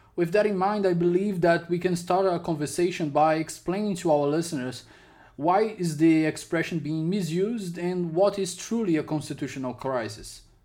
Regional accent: Ceará, Brazil; my home state here, Ceará

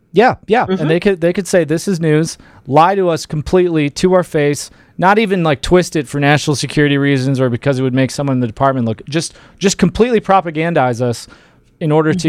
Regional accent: Detroit, Michigan, United States; moved away as an adult; now in Colorado, United States; I was born in Detroit. I grew up right around there

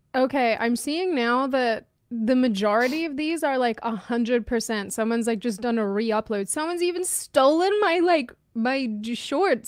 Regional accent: Australia; moved away

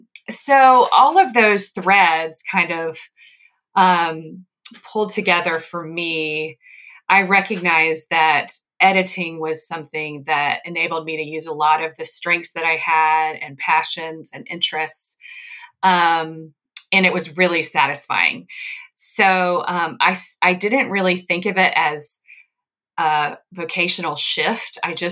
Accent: the South, United States; also born or lived in Northeast US; now in US Midwest; Well, I grew up in the South, and then I lived in the Northeast, and now I'm in the Midwest.

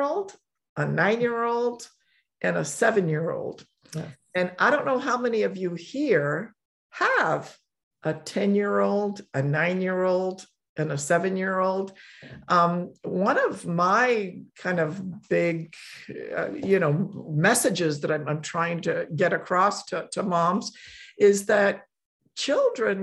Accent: Poland; moved away; I was born in Poland and raised in a Catholic family

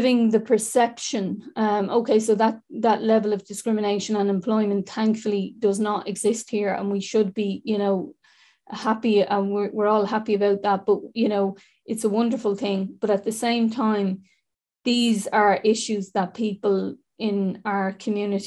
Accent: Dublin, Leinster, Ireland; I'm from the North Inner City

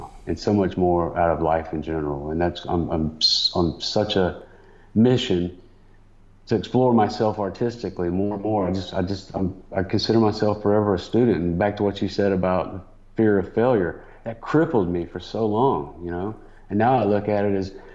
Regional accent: Atlanta, Georgia, United States; I'm homegrown CNN guy, because they literally started here in my hometown

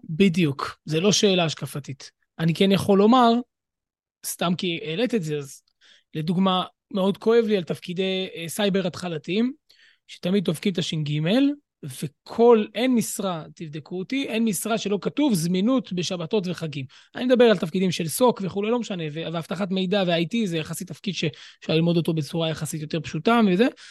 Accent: Jerusalem, Jerusalem District, Israel; אני ירושלמי

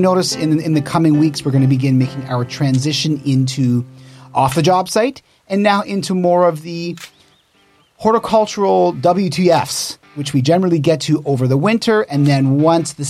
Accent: Canada; I was born in Canada

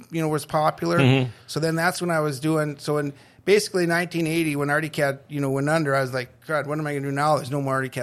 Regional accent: Burnsville, Minnesota, United States; moved away as an adult; now in Thief River Falls, United States; I grew up in Burnsville, Minnesota. Spent most of my life there

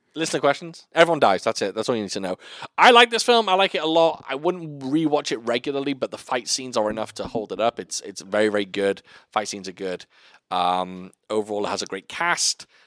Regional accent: North Wales, United Kingdom; I come from a small town in North Wales

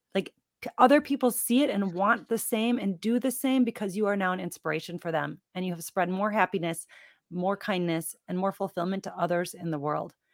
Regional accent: Midwest, United States; I was born and raised in the Midwest with a Midwestern family

